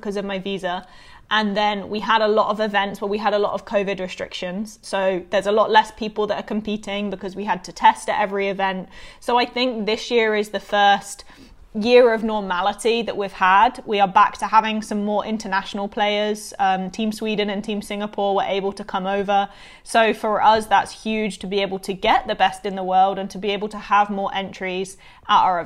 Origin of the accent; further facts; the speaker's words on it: Bournemouth, South West England, United Kingdom; also born or lived in Florida, United States / Savannah, Georgia, United States; now in United States; I grew up in the UK. I started bowling in the UK